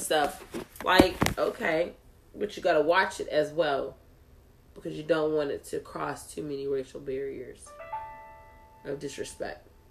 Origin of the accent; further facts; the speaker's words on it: Texas, United States; I'm just from Texas.